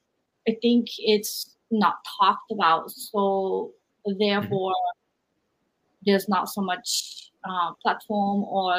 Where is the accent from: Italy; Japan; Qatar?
Japan; moved away; growing up in Japan